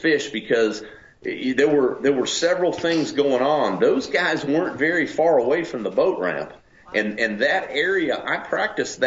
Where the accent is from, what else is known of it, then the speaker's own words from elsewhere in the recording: Charlotte, North Carolina, United States; moved away as an adult; also born or lived in Tennessee; now in Alabama, United States; I grew up in Charlotte, North Carolina, and around you know, cars and racing and hot rods and all that.